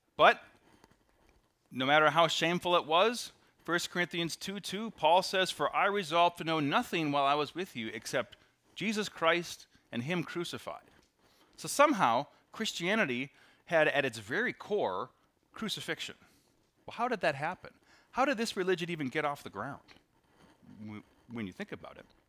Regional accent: Appleton, Wisconsin, United States; I come from Appleton West

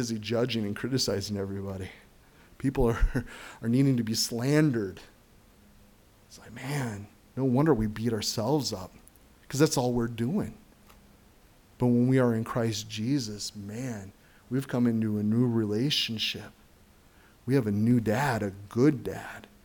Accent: United States; being an American citizen

